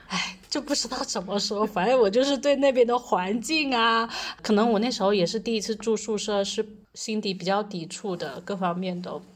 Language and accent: Chinese; Foshan, Guangdong, China; moved away as an adult; also born or lived in Chaozhou / Tibet; 我是广东人，我家是佛山的，但是我去了潮州念书